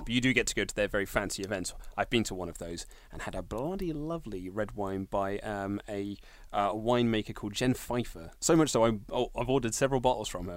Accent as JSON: {"language": "English", "town": "Reading", "region": "South East England", "country": "United Kingdom", "tie": "born or raised there", "said": "Reading Town Centre, which is my hometown"}